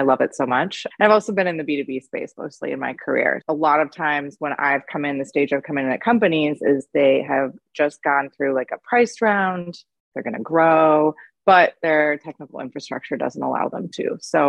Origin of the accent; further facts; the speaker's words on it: Indiana, United States; moved away as an adult; now in Bay Area, United States; I've been in the industry for about 13 years, working out of the Bay Area. I'm originally from Indiana. I moved out here after college